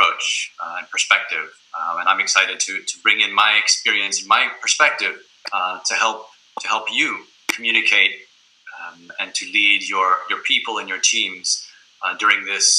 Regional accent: United States; moved away as an adult; now in Munich, Germany; I'm American, but I live here in Munich, Germany

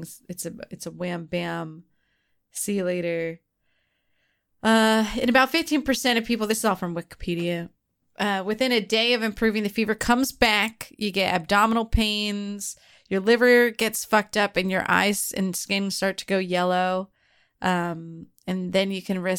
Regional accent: United States

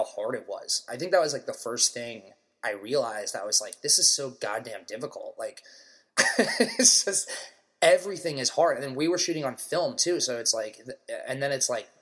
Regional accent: Maryland, United States; moved away as an adult; now in New York City, United States; I'm from Maryland. I could have gone to University of Maryland, where, like, half my high school or more went

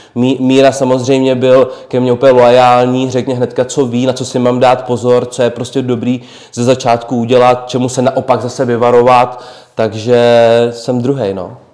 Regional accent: Trutnov, Hradec Králové Region, Czechia; já jsem Trutnovák, já bydlím vlastně v Trutnově

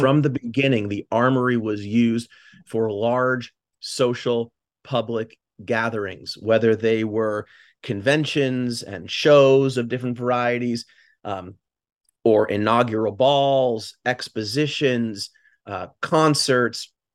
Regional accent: Newton, Massachusetts, United States; moved away as an adult; also born or lived in Bay Area, California; now in New Haven, United States; I'm from Newton, Massachusetts, just contiguous to Boston.

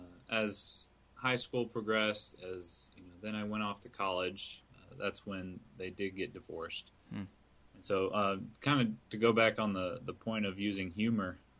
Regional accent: right outside Atlanta, Georgia, United States; also born or lived in Syracuse, New York; Right around about my 10th birthday, a couple months before my 10th birthday, we decided to move down to right outside Atlanta.

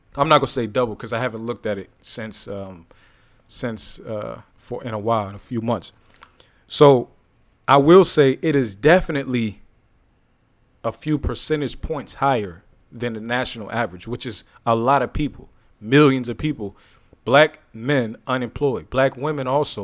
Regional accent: Youngstown, Ohio, United States; my hometown, Youngstown

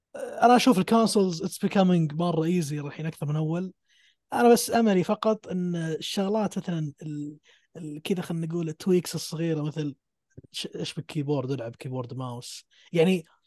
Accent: Saudi Arabia; عندنا في السعوديه

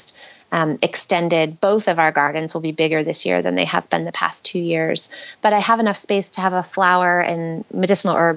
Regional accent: Western New York, United States; moved away as an adult; also born or lived in San Francisco, United States / Brooklyn, United States / Oakland, United States; now in New York, United States; We're both from Western New York. And so I had grown up there and gone to college there

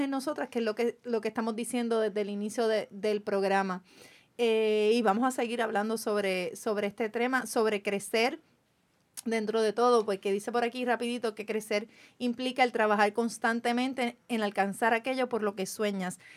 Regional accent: Carolina, Puerto Rico; soy del pueblo de Carolina.

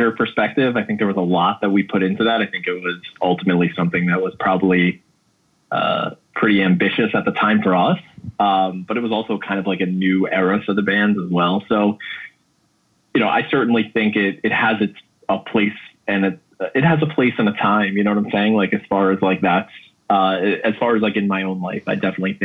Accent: Williston Park, New York, United States; also born or lived in Queens, New York; my parents moved to Williston Park, which is right by Mineola in Nassau County, when I was in kindergarten going into first grade

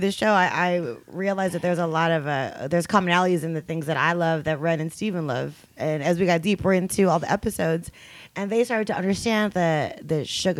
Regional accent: Philippines; now in New York, United States; I'm Filipino, right?

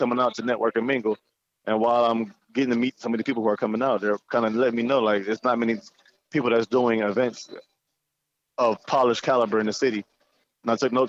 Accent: Cleveland Heights, Ohio, United States; also born or lived in Jamaica / Toledo, Ohio; I moved here at the age of 5 in 97. Grew up in the Cleveland Heights area

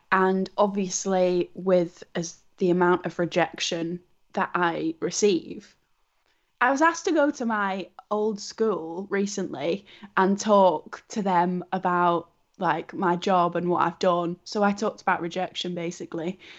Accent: Wigan, North West England, United Kingdom; my hometown of Wigan

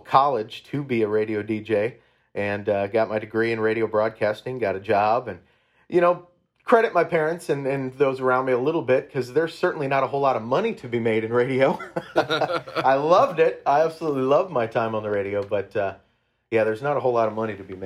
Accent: Iowa Falls, Iowa, United States; my hometown of Iowa Falls

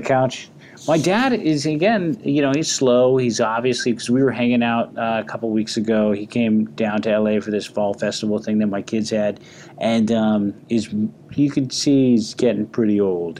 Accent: San Francisco, California, United States; moved away; I'm born and raised in San Francisco, so it's a great homecoming for me

